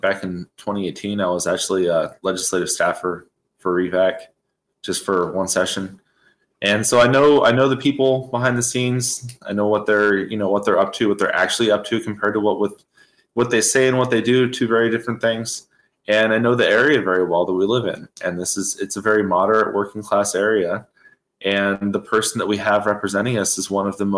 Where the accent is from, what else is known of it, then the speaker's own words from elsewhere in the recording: Moose Pass, Alaska, United States; also born or lived in Anchorage, Alaska; So I grew up in Moose Pass, Alaska